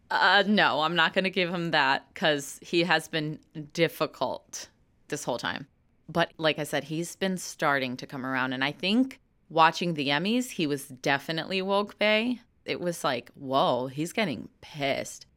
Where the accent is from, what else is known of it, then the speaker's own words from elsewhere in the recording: Chicago, Illinois, United States; first language English; I do respect where I come from because I was born and raised in Chicago.